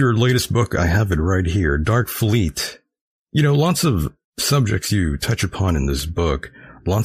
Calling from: El Centro, California, United States; I'm actually calling from California, way down south, my friend.

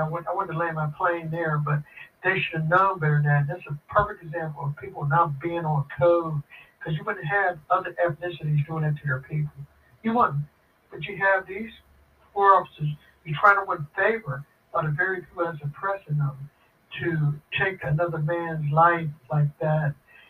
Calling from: Pittsburgh, Pennsylvania, United States; I'm calling from Pittsburgh, Pennsylvania.

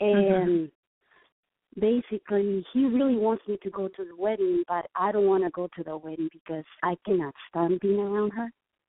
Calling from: New York City, New York, United States; accent: Mexican; I'm calling from New York City, even though my phone still is from Texas.

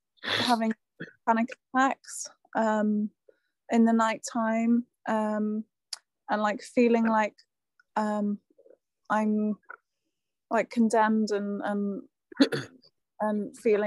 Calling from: South West England, United Kingdom

